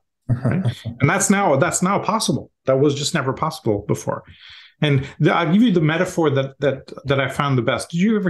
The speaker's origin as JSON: {"language": "English", "country": "India", "tie": "born or raised there", "said": "I grew up in India."}